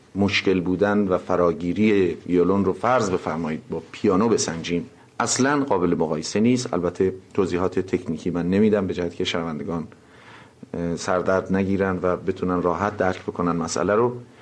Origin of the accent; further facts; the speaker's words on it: Tehran, Tehran Province, Iran; چهل سال قبل در تهران خیابان شاهباد به دنیا آمدم